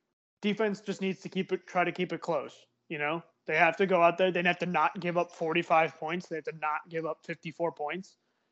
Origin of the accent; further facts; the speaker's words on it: New Jersey, United States; Because I'm Irish and I'm from New Jersey.